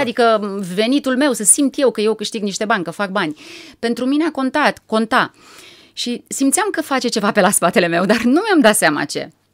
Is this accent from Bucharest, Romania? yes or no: no; Râmnicu Vâlcea, Vâlcea County, Romania; m-am născut la Râmnicu Vâlcea. Părinții mei uh, ne-au uh, oferit o copilărie mie și fratelui meu, Adrian, foarte frumoasă